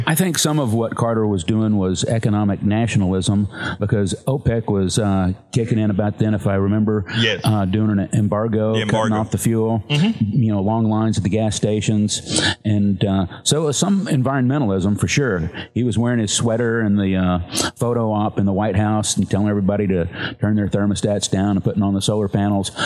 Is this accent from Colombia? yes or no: no; Panama; I was always a science nerd growing up in Panama